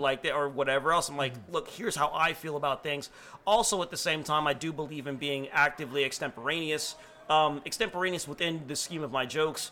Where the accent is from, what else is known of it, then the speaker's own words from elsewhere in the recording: Nigeria; I'm West African. I'm Nigerian.